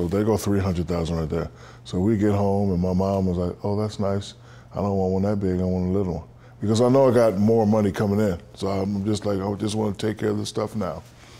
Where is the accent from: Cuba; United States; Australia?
United States; San Antonio, Texas; And then growing up in San Antonio, Texas, right outside the base, when I got my first car, they had a car wash.